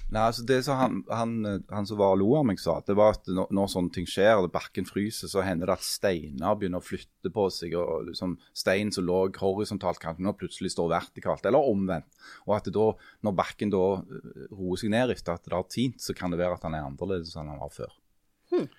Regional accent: Stokka, Rogaland, Norway; Jeg kommer fra Stokka

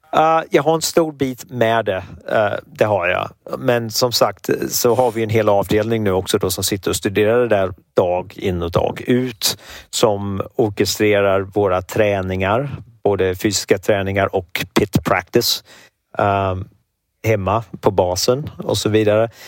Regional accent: Sweden; moved away as an adult; now in United States; som svensk

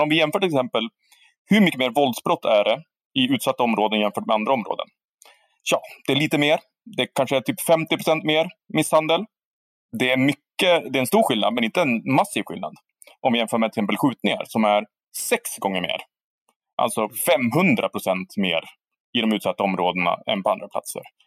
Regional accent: Härnösand, Västernorrland County, Sweden; jag växer upp i Härnösand, som jag nu har gjort också

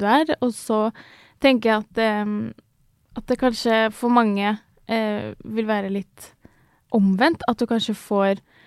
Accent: Ski, Akershus, Norway; jeg vokste opp eh, utenfor Oslo, i, eh, i, Ski.

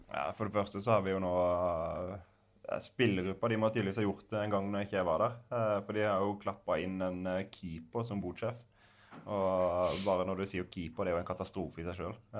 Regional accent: Grimstad, Agder, Norway; moved away; spille i toppen av førstedivisjonen i hjembyen min

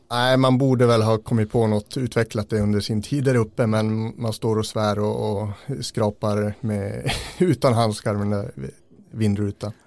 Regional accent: a few tens of km south of Gällivare, Norrbotten County, Sweden; det är bara några mil söder om Gällivare

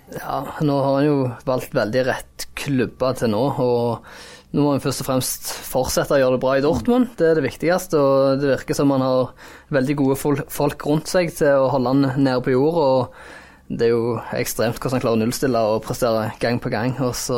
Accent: Jæren, Rogaland, Norway; Jeg er jo jærbu sjøl

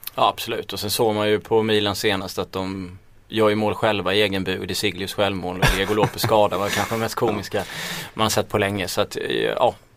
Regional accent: Småland, Sweden; accent: småländska; min småländska röst

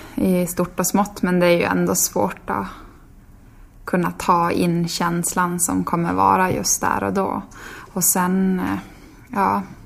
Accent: Tärendö, Norrbotten County, Sweden; born or raised there; now in Sundsvall, Sweden

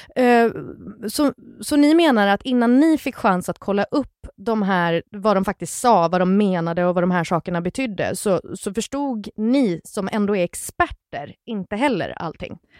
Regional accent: Gothenburg, Västra Götaland, Sweden; jag är från Göteborg

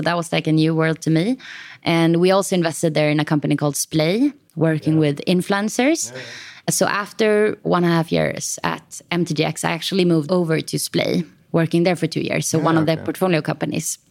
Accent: Stockholm, Stockholm County, Sweden; also born or lived in Copenhagen; I am from Stockholm

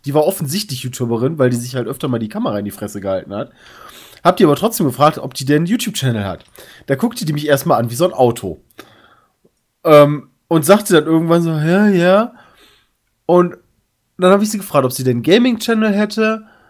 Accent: Germany; ich komme aus Deutschland

